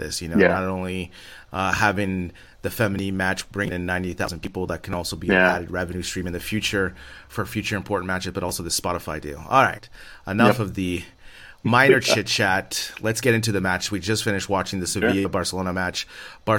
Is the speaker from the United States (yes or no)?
yes; United States; as an American